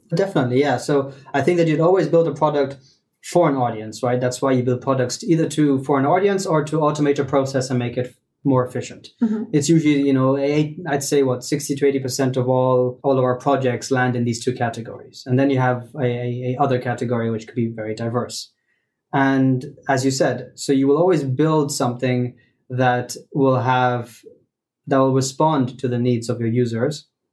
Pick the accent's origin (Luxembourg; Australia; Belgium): Luxembourg; I'm born and brought up in Luxembourg. I'm in Luxembourg